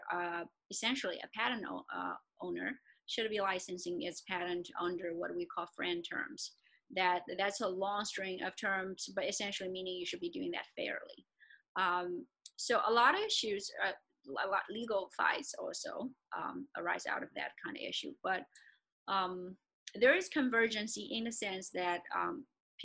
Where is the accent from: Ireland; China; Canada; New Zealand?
China; moved away; I grew up in China and I also have a lot of connections there